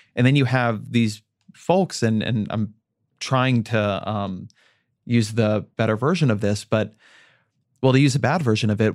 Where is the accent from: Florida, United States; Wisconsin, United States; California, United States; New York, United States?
California, United States; Orange County; my hometown of Orange County